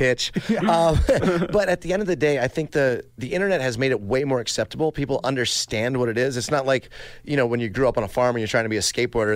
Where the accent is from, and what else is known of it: Maryland, United States; born or raised there